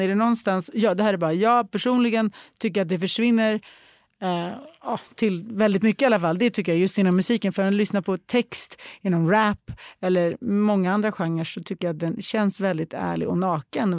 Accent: Sweden; jag är svensk

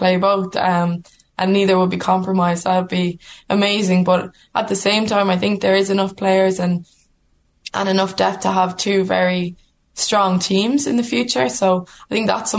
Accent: Ireland; we're Irish women playing rugby for Ireland

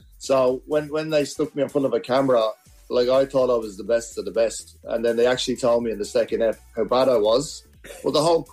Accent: Ireland; now in Australia; I'm from Ireland.

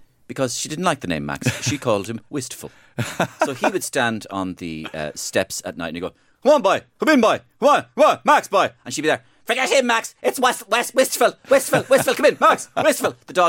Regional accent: Ireland; We're Irish.

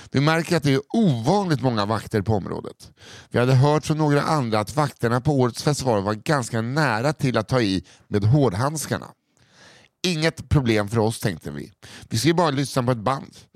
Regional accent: Kiruna, Norrbotten County, Sweden; Långt i norr finns en stad som heter Kiruna. Varför läser jag som att det vore... Kiruna. Kiruna. Där har jag vuxit upp.

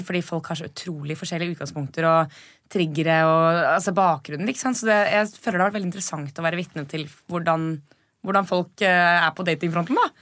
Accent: Norway; vi er nordmenn

